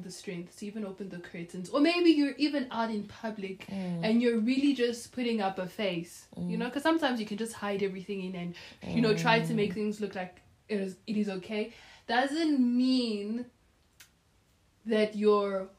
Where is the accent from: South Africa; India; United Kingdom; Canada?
South Africa; also born or lived in Democratic Republic of the Congo; not only do we come from the DRC, but we grew up in South Africa